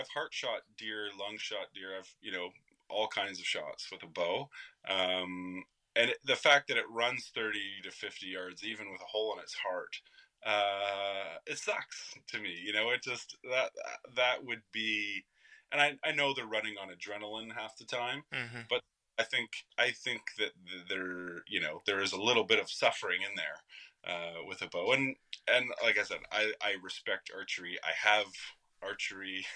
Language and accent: English; Canada; as Canadians